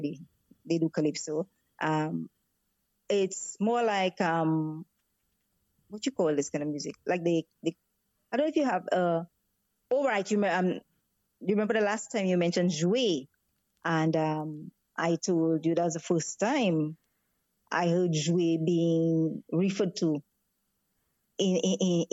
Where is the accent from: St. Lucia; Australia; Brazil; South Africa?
St. Lucia; we grew up in St. Lucia listening to Radio Barbados